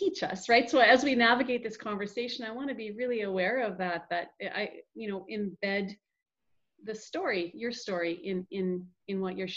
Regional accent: Ontario, Canada; I'm from Ontario

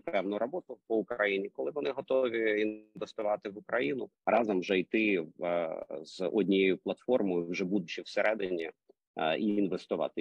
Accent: Kyiv, Ukraine; accent: Russian accent; як киянин погано знає українську мову і з таким російським акцентом розмовляю

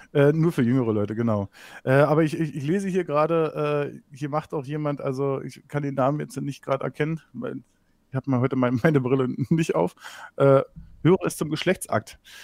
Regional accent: East Germany, Germany; ich komme aus dem Osten, aber ich komme nicht aus Sachsen

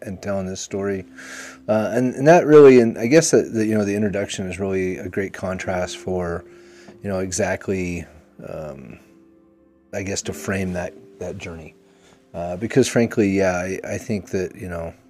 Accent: Utah, United States; I grew up here in Utah

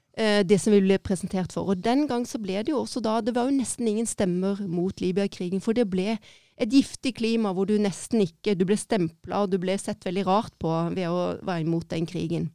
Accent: Egersund, Rogaland, Norway; also born or lived in Kristiansand; er født i Kristiansand og oppvokst i Egersund

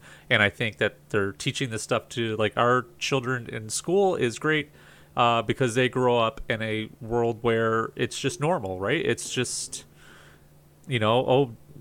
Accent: Southern Florida, United States; I grew up in Southern Florida

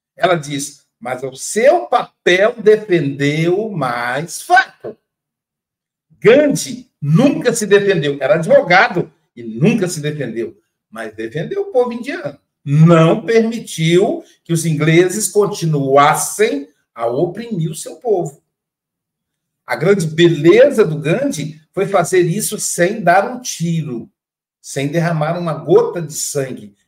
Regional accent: Espírito Santo, Brazil; sou lá do Espírito Santo

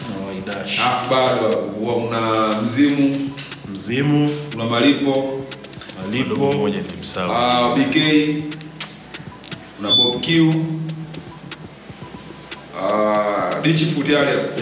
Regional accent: Kigoma, Tanzania; Mimi nimetoka Kigoma bwana, kule Kigoma sisi tuna kundi letu linaitwa Manyama Family, lakini tunajulikana kama Mazimu.

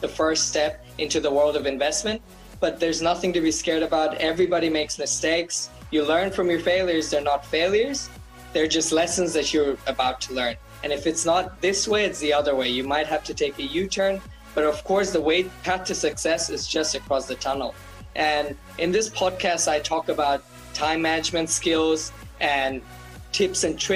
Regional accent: Bangladesh; now in Australia; I grew up in Bangladesh

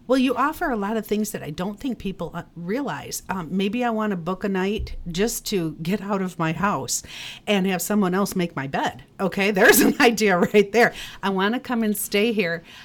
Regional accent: Northville, Michigan, United States; moved away as an adult; now in Traverse City, United States; I'm originally from Northville. I came up here on vacation and I am still here.

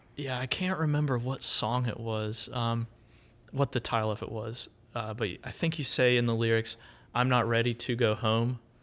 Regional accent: Wilkes County, North Carolina, United States; growing up in Wilkes County, you know, we have Merle Fest, and so I would go to that. uh, as a kid and still go

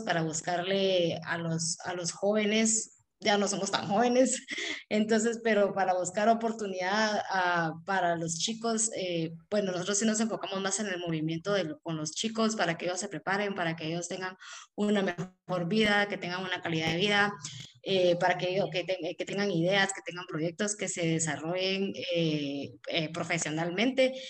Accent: Guatemala; moved away as an adult; also born or lived in Houston; yo fui un inmigrante, eh, yo busqué oportunidades fuera del país, soy de Guatemala.

